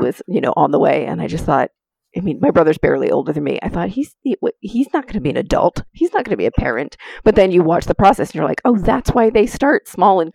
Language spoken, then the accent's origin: English; New Hampshire, United States; now in Los Angeles, United States; Originally, New Hampshire